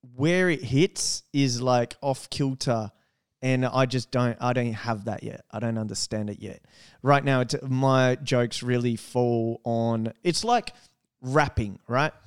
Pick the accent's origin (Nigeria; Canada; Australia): Australia; we're Australian